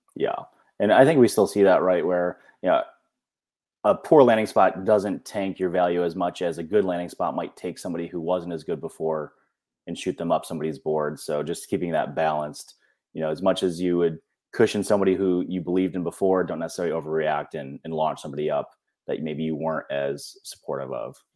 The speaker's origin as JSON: {"language": "English", "region": "Western New York", "country": "United States", "tie": "born or raised there", "said": "I grew up in Western New York"}